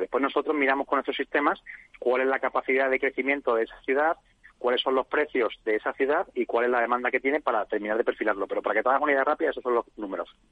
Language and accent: Spanish; Jerez de la Frontera, Andalusia, Spain; como puedes ver por mi acento yo soy de Jerez de la Frontera